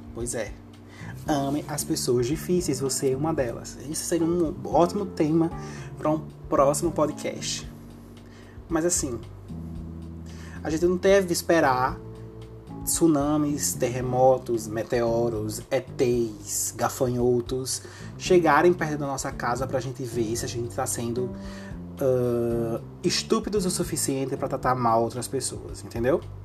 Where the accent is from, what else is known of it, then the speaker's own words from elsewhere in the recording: Northeast Region, Brazil; pelo meu sotaque. Dá para você ver que eu sou daqui, né? Do Nordeste